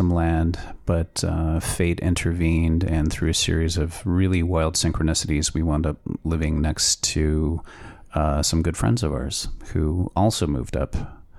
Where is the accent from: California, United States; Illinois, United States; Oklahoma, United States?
California, United States; Santa Rosa; moved away; also born or lived in New York City; I grew up in Northern California, a small town called Santa Rosa.